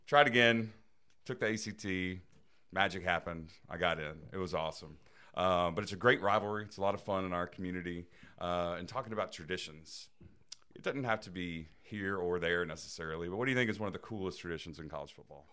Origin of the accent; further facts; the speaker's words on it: Dothan, Alabama, United States; I grew up in Dothan, Alabama